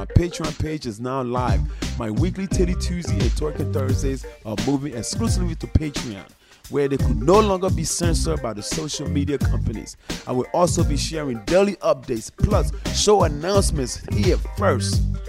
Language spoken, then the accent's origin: English; Philadelphia, Pennsylvania, United States; Growing up in Philly, motherfucker punched the shit out of me, he hit me hard, and I turned around.